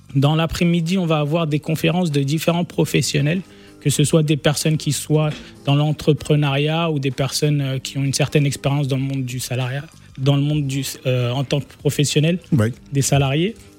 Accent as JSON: {"language": "French", "country": "France", "tie": "born or raised there", "said": "on a grandi en France"}